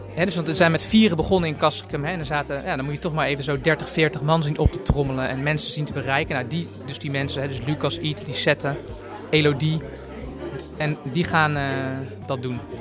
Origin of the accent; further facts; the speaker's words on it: Amsterdam, North Holland, Netherlands; kom ik uit Amsterdam